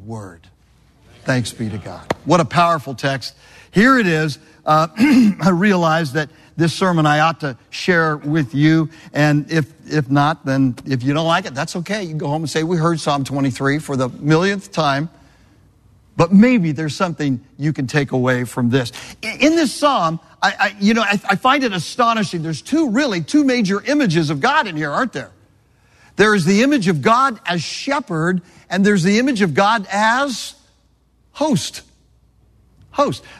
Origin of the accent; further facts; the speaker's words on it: Southern California, United States; now in Florida, United States; I grew up in Southern California